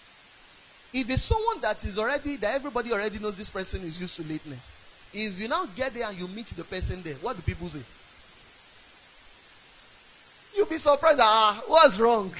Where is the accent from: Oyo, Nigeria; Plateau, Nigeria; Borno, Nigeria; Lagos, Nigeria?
Oyo, Nigeria; Ibadan; I grew up in Ibadan.